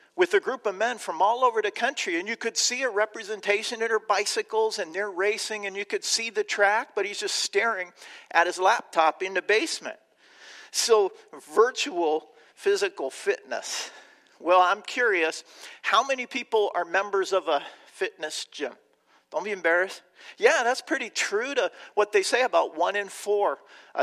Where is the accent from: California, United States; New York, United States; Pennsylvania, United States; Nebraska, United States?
California, United States; Southern; now in Chicago, United States; I grew up in Southern California